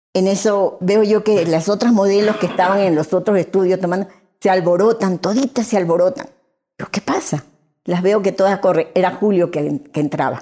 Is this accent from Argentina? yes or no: no; Venezuela; now in Guayaquil, Ecuador; Yo nací aquí en Guayaquil y a los seis meses de nacida emigramos para Venezuela